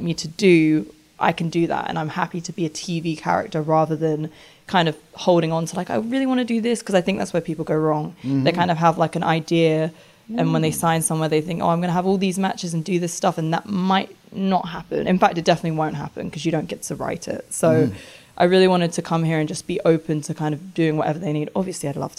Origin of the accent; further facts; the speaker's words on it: London, United Kingdom; moved away as an adult; also born or lived in Japan; now in United States; I'm from London, North London, okay. Like Tottenham